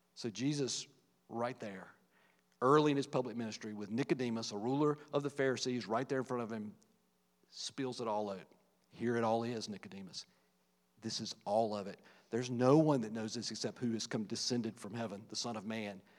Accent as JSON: {"language": "English", "town": "Virgilina", "region": "Virginia", "country": "United States", "tie": "born or raised there", "said": "the little small rural community I grew up in in Virgilina, Virginia, little farming community"}